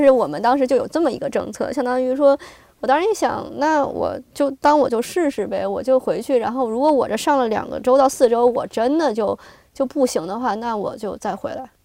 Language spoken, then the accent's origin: Chinese; China; moved away as an adult; now in United States; 我，这个是来自这个，这个疫情最开始到的这个国家嘛，而且我嗯。家人也在那边